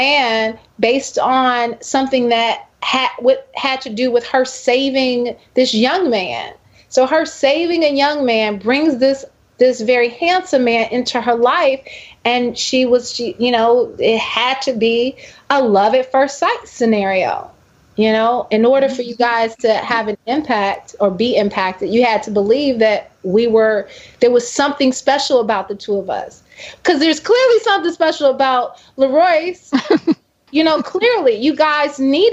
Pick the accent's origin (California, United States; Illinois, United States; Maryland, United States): Illinois, United States; Chicago; moved away; I'm from Chicago